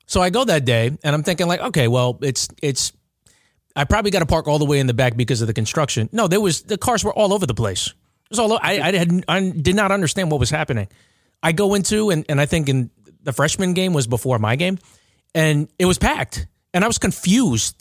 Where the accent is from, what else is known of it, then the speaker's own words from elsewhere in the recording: Long Island, New York, United States; I'm from Long Island